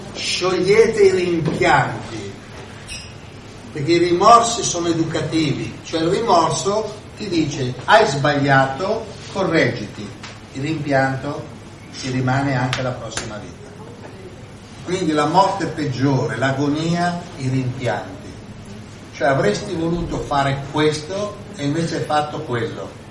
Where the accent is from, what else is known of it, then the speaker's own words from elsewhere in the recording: Milan, Lombardy, Italy; io vengo da Milano